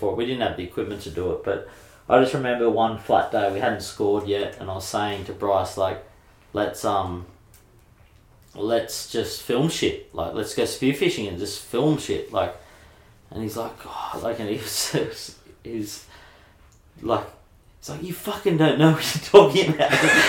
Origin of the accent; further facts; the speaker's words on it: Mona Vale, New South Wales, Australia; Yeah, it's cool. We had a couple of dickheads that really gave me hell and my family hell